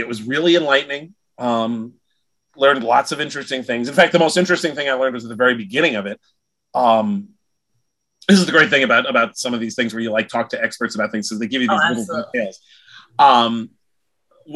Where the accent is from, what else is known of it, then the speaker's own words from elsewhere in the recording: New York, United States; I'm from New York and I love writing about New York